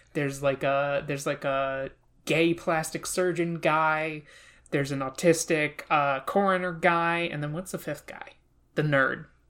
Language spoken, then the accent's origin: English; New Jersey, United States; I'm from New Jersey